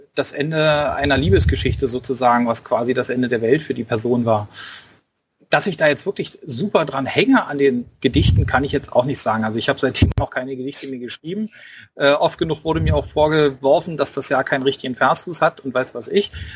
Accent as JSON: {"language": "German", "region": "Berlin", "country": "Germany", "accent": "Berlin dialect", "said": "ich habe selber einen Dialekt und manchmal verfalle ich halt da rein, äh, darin, dass ich irgendwie ja ein bisschen rumberliner"}